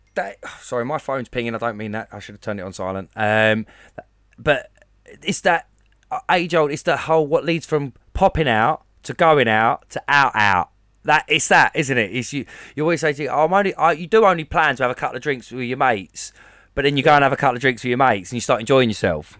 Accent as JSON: {"language": "English", "town": "Basildon", "region": "East of England", "country": "United Kingdom", "said": "I'm from a place that we call Baz Vegas"}